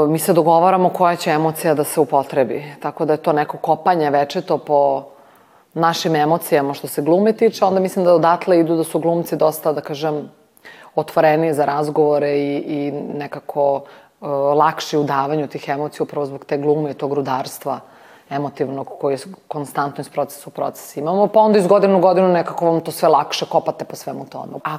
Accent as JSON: {"language": "Croatian", "region": "Belgrade", "country": "Serbia", "tie": "born or raised there", "said": "Ja sam rođena u Skadarskoj, baš u Skadarliji"}